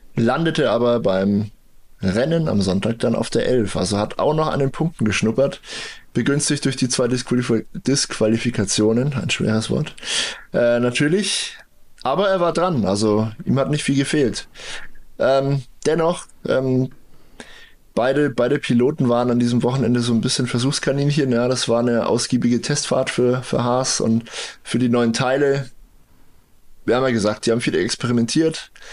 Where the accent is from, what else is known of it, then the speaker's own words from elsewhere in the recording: Bavaria, Germany; hier bei uns in Bayern